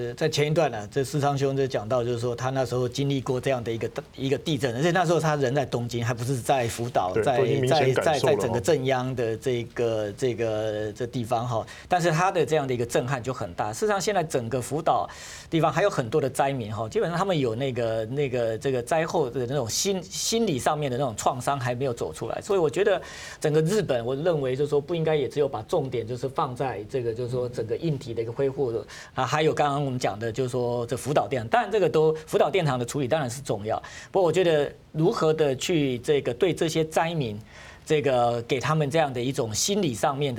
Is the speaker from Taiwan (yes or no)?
yes; Taiwan; 那他这个等于是就是按照我们台湾人说法，等于是托梦啊。